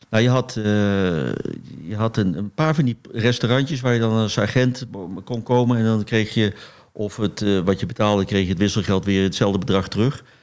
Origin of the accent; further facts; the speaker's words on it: Eindhoven, North Brabant, Netherlands; Ik, ik groeide op in Eindhoven